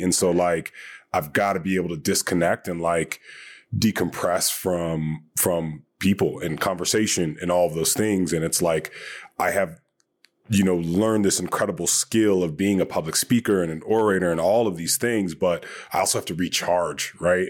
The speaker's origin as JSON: {"language": "English", "region": "Hawaii", "country": "United States", "tie": "born or raised there", "also_born_or_lived": "Long Beach / Northern California", "moved": "yes", "said": "Had some friends that I grew up with in Hawaii"}